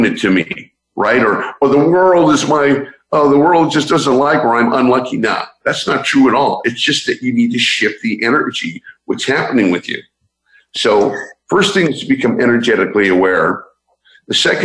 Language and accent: English; San Francisco, California, United States; I'm originally from San Francisco